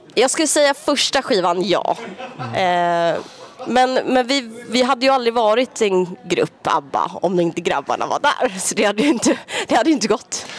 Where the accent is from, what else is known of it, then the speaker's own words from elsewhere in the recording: Sweden; moved away as an adult; jag bor inte hemma i Sverige längre.